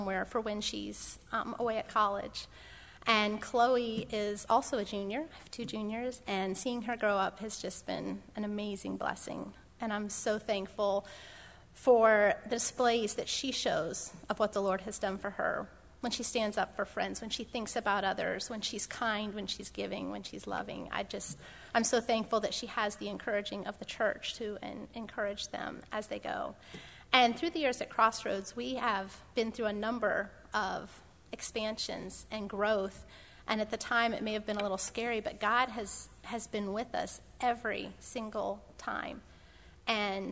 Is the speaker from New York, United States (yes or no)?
no; Pennsylvania, United States; moved away as an adult; I was born in Pennsylvania. I grew up in Pennsylvania